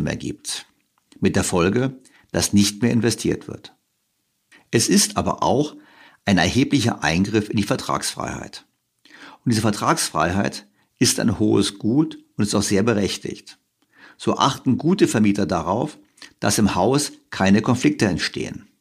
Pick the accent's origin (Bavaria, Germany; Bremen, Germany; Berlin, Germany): Berlin, Germany; als Berliner